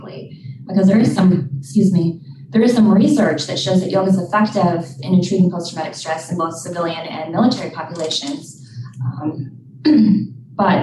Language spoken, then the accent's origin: English; Minnesota, United States; I am from Minnesota originally